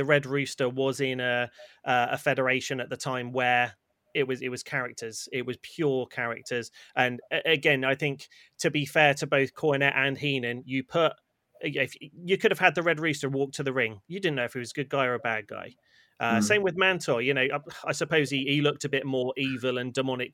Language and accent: English; United Kingdom; as British wrestling fans